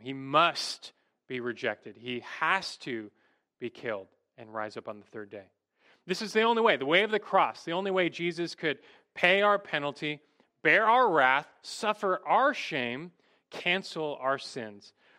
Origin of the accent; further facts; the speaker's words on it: United States; as American Christians